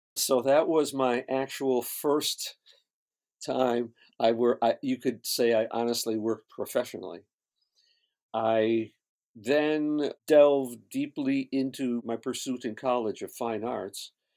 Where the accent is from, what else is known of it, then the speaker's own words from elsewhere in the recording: Syracuse, New York, United States; moved away as an adult; now in Los Angeles, United States; I grew up in upstate New York, Syracuse, New York